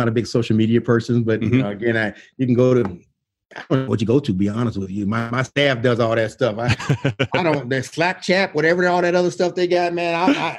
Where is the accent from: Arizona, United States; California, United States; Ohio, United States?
Ohio, United States; Dayton; moved away; I'm from, you know, the Gem City, and I'm from Dayton, Ohio. I grew up on Becker Drive over on the west side of Dayton, man. That's my roots.